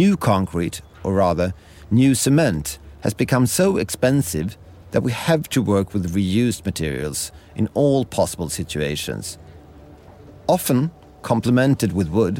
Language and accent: English; Stockholm, Stockholm County, Sweden; I'm speaking to you from Stockholm, Sweden, my hometown, and where I studied architecture a long time ago.